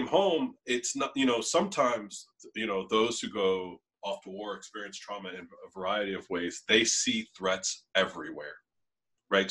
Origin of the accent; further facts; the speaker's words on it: Norristown, Pennsylvania, United States; my mom and my stepdad and my siblings and my family, you know, where I grew up in Norristown